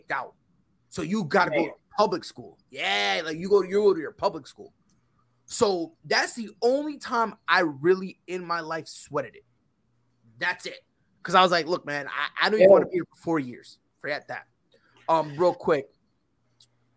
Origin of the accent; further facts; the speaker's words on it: Connecticut, United States; moved away as an adult; also born or lived in Puerto Rico; now in South Carolina, United States; moved from Puerto Rico to Connecticut. And that's where I spent most of my life until I moved down to South Carolina